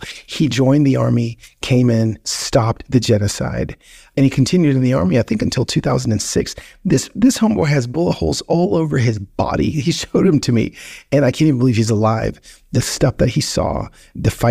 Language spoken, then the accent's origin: English; United States; as an American